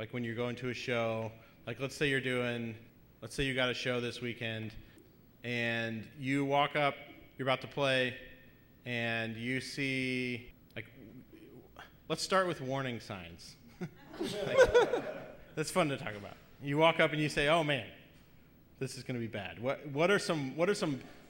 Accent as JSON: {"language": "English", "town": "Indianapolis", "region": "Indiana", "country": "United States", "said": "we're from Indianapolis"}